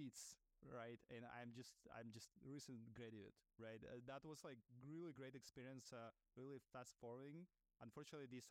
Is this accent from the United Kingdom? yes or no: no; Russia; English is a second language; moved away as an adult; now in New York, United States; I'm an immigrant founder living in New York. Originally, I'm from Russia, where I started my career